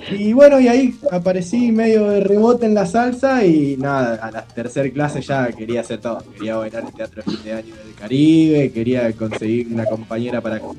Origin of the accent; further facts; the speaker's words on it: Los Quirquinchos, Santa Fe, Argentina; now in Rosario, Argentina; soy, rosarino por adopción. Yo en realidad soy de los Quirquinchos. Me vine a estudiar en el 2009.